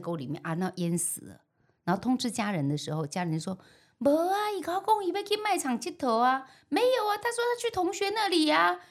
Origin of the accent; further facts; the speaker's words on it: Keelung, Taiwan; 我从小在基隆的万木山附近长大嗯哼。阮家那叫做流龙头啊，流浪头